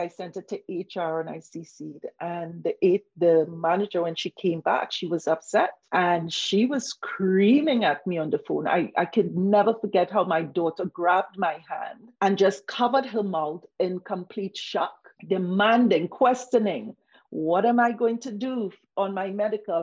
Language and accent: English; Trinidad & Tobago; moved away; also born or lived in Toronto, Canada; I came from the Caribbean